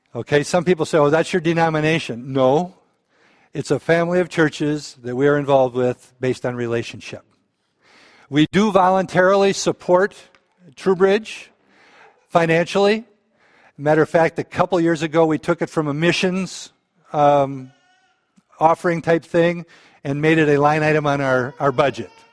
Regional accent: Balaton, Minnesota, United States; I grew up in Balaton

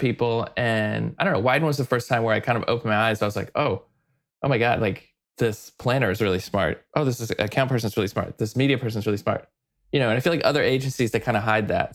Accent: Weatherford, Texas, United States; moved away as an adult; also born or lived in New York; now in Portland, United States; I grew up in Texas in a tiny little town, about an hour and a half outside of Dallas, west, this tiny little place called Weatherford, Texas.

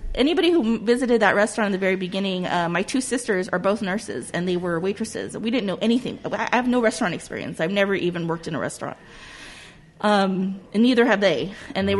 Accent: Whittier, California, United States; also born or lived in Los Angeles / Pasadena; I grew up in Whittier, in this part of Whittier, uh, my whole life. We moved here in 1980

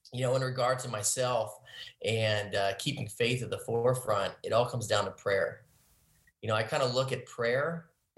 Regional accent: Cincinnati, Ohio, United States; moved away as an adult; now in Austin, United States; I grew up in Ohio, and now moving to Texas

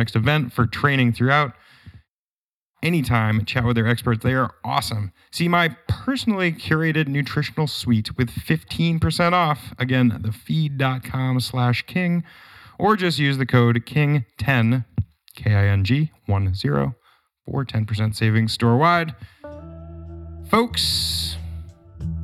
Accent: New Hampshire, United States; my hometown in New Hampshire

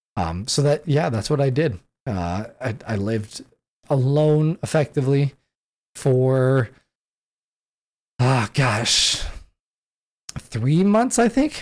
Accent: San Diego, California, United States; moved away as an adult; now in Washington State, United States; I grew up in San Diego

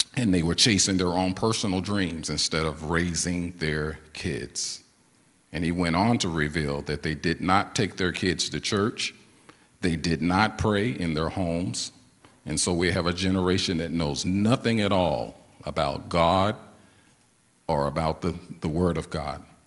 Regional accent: St. Louis, Missouri, United States; I was born and raised in St. Louis, Missouri

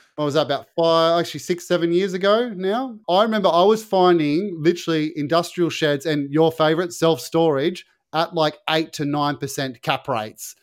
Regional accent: Sydney, New South Wales, Australia; where I grew up in Western Sydney, where it was farmland

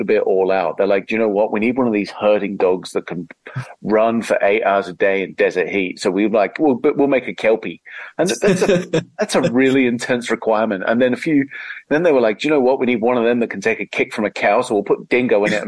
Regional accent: England, United Kingdom; moved away as an adult; now in Australia; I'm English and moved here 12, 13 years ago

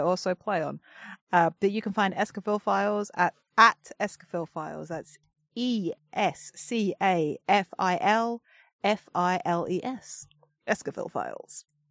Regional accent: England, United Kingdom; I'm the English one

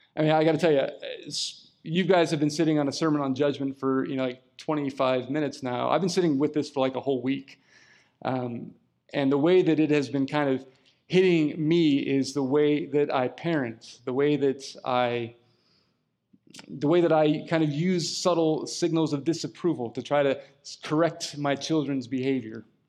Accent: California, United States; I'm a Californian

